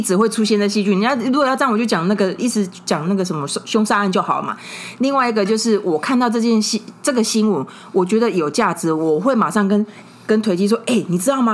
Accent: Tainan, Taiwan; 我们台南的游民企业

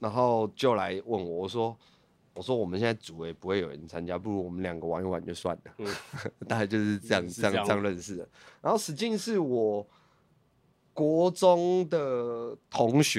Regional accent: Hsinchu, Hsinchu City, Taiwan; 对，我新竹人。

